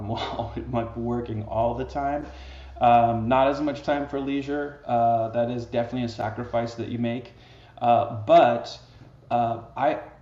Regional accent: the Northwest, Pacific Northwest, United States; also born or lived in Seattle, Washington; I'm originally from the Northwest

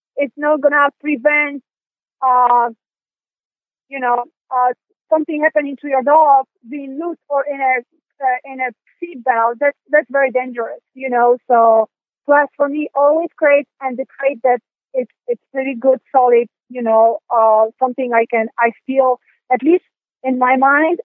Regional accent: Poland; moved away; I'm from Europe, so, and I'm from Poland

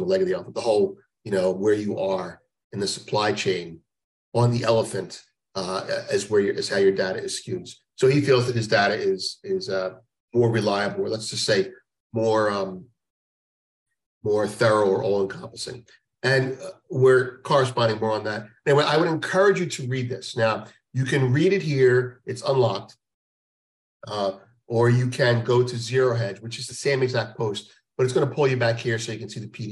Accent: United States; as an American

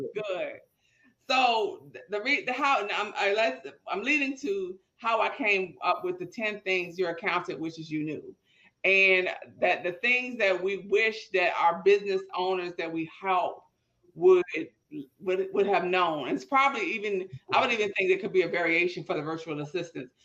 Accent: Petersburg, United States; growing up in Petersburg

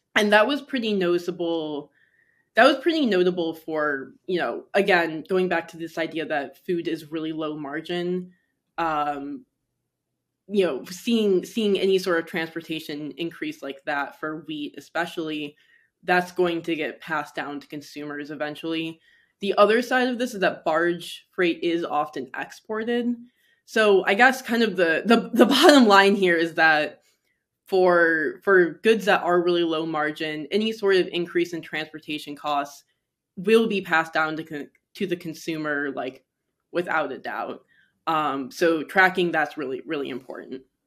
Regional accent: Michigan, United States; now in New York City, United States; growing up in Michigan, now living in New York City

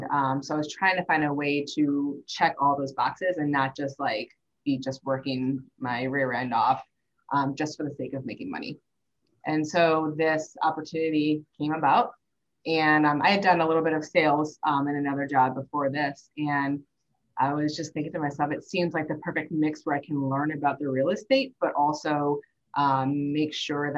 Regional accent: St. Louis, Missouri, United States; I grew up in St. Louis.

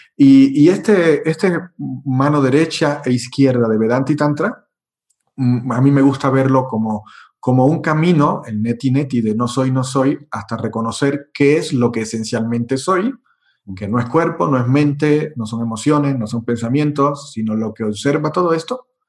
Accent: Cuba; also born or lived in Europe; now in Mexico; donde nací en Cuba, eh, estoy en México

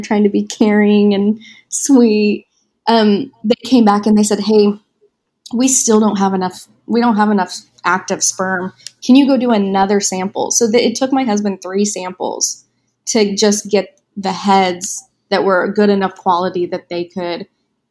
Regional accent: Wichita, Kansas, United States; moved away as an adult; now in California, United States; my hometown is in Wichita, Kansas

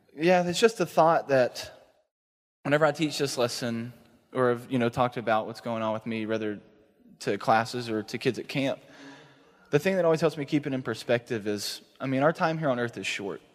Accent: East Texas, United States; moved away as an adult; now in Dallas, United States; I'm actually from East Texas

